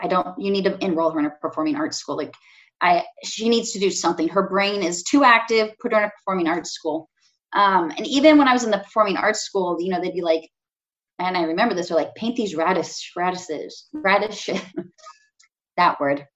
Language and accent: English; California, United States; now in Chicago, United States; growing up in California